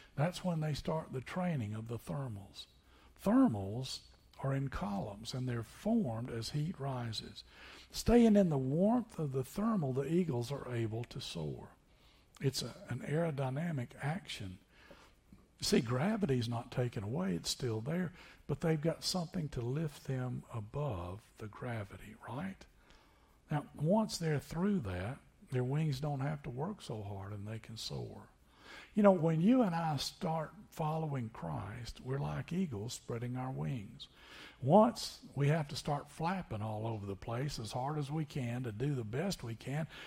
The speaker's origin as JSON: {"language": "English", "region": "Tennessee", "country": "United States", "tie": "born or raised there", "also_born_or_lived": "Niceville, Florida", "moved": "as an adult", "said": "Growing up in Tennessee"}